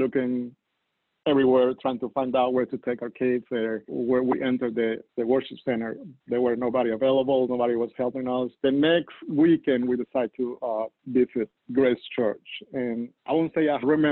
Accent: Colombia; English is a second language; moved away as an adult; now in United States; You can guess it because of my accent. I'm not from the United States. I'm from Colombia, South America, originally.

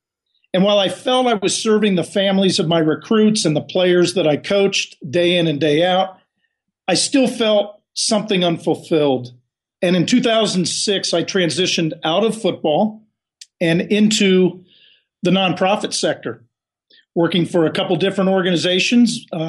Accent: Los Angeles, California, United States; moved away; I'm a kid from Los Angeles

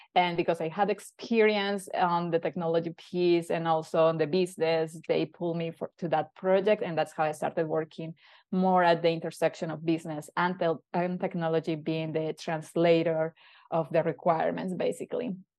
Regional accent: Colombia; moved away as an adult; now in Canada; move away from my hometown

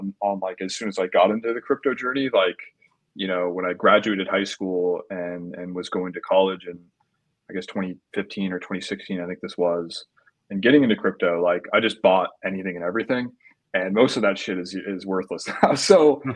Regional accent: Orange County, California, United States; born and raised in Orange County

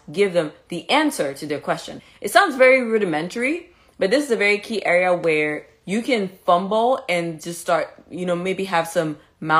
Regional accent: Cameroon; moved away as an adult; also born or lived in Mexico; now in Chicago, United States; I was born in Cameroon, I was raised in Cameroon, I went to Caribbean Medical School

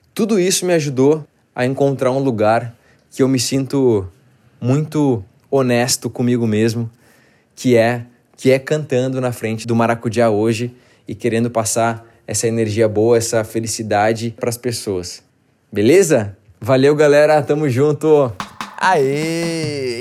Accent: Porto Alegre, Rio Grande do Sul, Brazil; moved away as an adult; now in São Paulo, Brazil; eu sou gaúcho, eu sou de Porto Alegre. Tudo isso eu vivi em Porto Alegre. Quando eu vim para São Paulo, isso foi em 2011

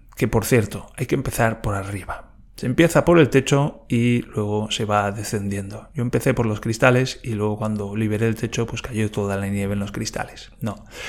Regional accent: Valencia, Valencian Community, Spain; yo vengo de Valencia

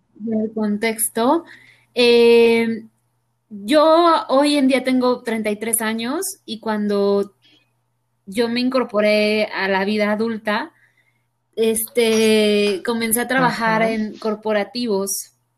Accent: Mexico; soy mujer mexicana, muy orgullosamente mexicana

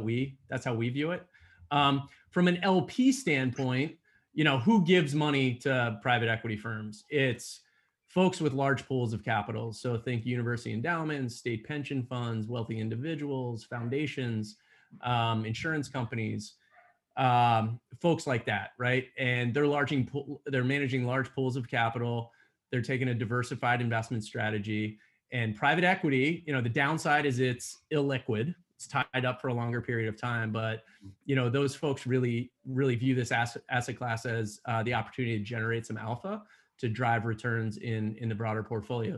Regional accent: Allentown, Pennsylvania, United States; born and raised in Allentown, Pennsylvania

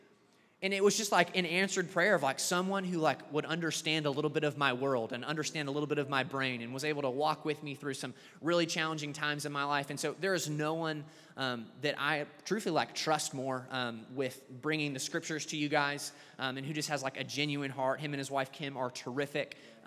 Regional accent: Atlanta, Georgia, United States; now in Denton, United States; But I moved to Denton from Atlanta, Georgia. I went to the University of Georgia to attend.

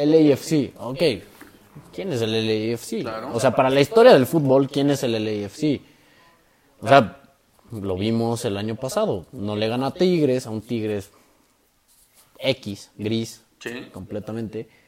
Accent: Mexico; como buen mexicano no hubiera llegado

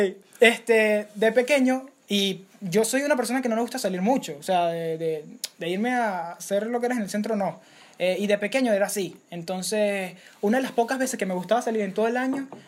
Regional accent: Venezuela; Una temporada que, para los que nos escuchan, somos venezolanos.

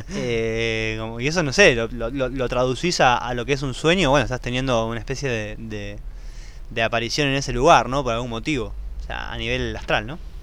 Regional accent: Buenos Aires, Argentina; yo por lo menos soy nacido en Buenos Aires sí. y siempre fui un bicho de ciudad.

